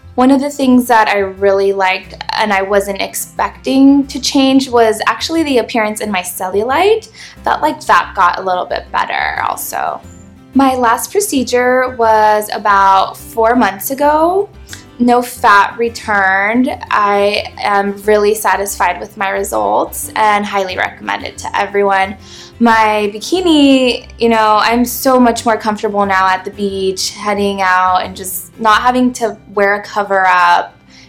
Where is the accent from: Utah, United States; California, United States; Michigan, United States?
California, United States; Growing up in Southern California, one of the things that I enjoyed doing is hanging out by the beach.